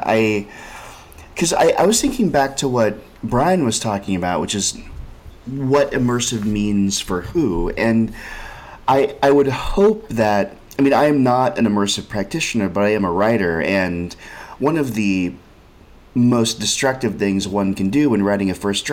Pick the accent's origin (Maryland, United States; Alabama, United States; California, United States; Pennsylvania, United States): California, United States; Berkeley; now in New York, United States; I grew up in Berkeley and I live in New York.